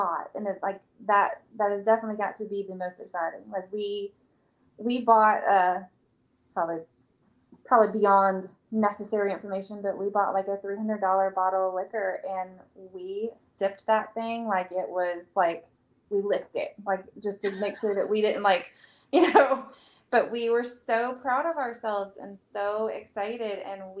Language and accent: English; Illinois, United States; Well, I'm not technically from South Carolina. I'm from Illinois.